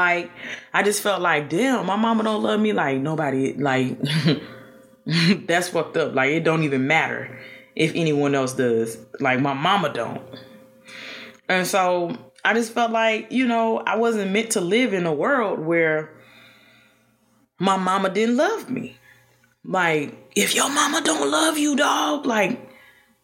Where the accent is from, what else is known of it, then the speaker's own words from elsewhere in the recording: Chicago, Illinois, United States; also born or lived in Statesboro, Georgia; Chicago is home for me